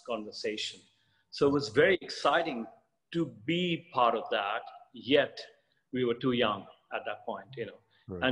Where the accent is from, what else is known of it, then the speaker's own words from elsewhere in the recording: Kolkata, West Bengal, India; I was born in Calcutta in those days, in Kolkata now. And we kind of grew up in a kind of milieu of a sort of artistic circle.